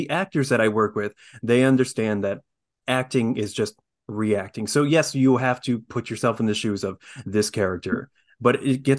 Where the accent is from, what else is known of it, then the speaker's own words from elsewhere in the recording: South Korea; born there; With an Irish last name. I'm adopted from South Korea.